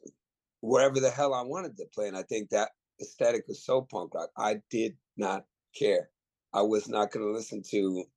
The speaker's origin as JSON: {"language": "English", "area": "the Bay Area", "region": "California", "country": "United States", "tie": "born or raised there", "said": "growing up in the Bay in the 80s and 90s"}